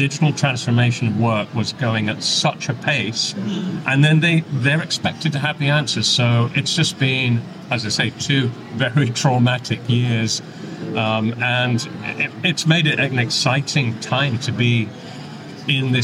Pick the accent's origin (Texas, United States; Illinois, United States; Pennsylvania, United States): Texas, United States; accent: Texan; as you can tell from my accent, I'm a native Texan